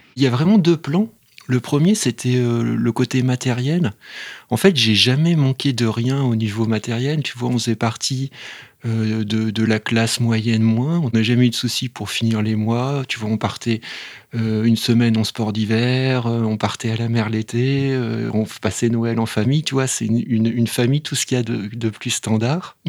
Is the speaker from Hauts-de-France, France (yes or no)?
no; Vaulx-en-Velin, Auvergne-Rhône-Alpes, France; on m'a inscrit dans un, dans un club de sport, alors c'était du rugby, juste à côté de chez moi, à Vaux-en-Velin